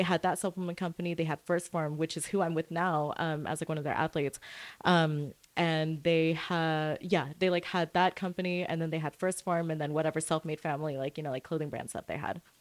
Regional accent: Santa Fe, New Mexico, United States; also born or lived in Orange County, California / West Covina, California / Lancaster, California; now in Long Beach, United States; I was born in Santa Fe, New Mexico.

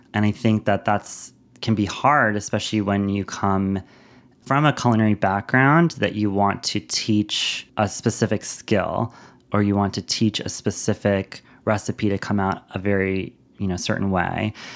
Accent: New York City, New York, United States; moved away; growing up in Lower Manhattan

